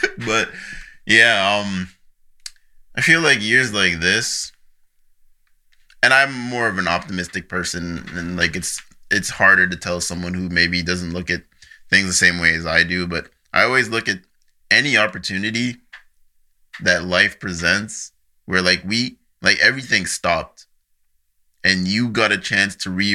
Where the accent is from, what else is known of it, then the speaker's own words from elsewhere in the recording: Nigeria; now in Canada; I'm a Nigerian citizen, so I just went back to Nigeria for a year, lived with some family.